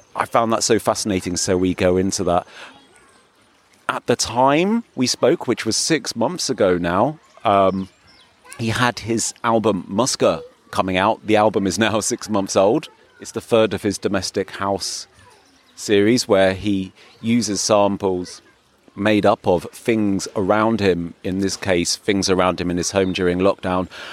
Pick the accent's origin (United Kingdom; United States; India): United Kingdom; England; possibly as an English person